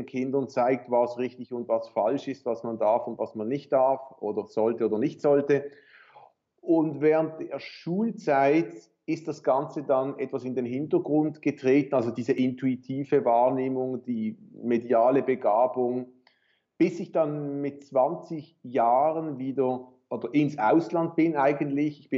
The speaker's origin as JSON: {"language": "German", "region": "Basel-Landschaft", "country": "Switzerland", "tie": "born or raised there", "also_born_or_lived": "Paris, France / Chicago, United States / Winterthur", "said": "Ich bin in Paris geboren, aber wir hatten dort nur die ersten paar Monate meines Lebens gelebt und dann die Schweiz und dann Chicago und dann wieder Schweiz. Also den Hauptteil meiner Jugend schon in der Schweiz zwischen Winterthur zu Beginn und dann Baselland."}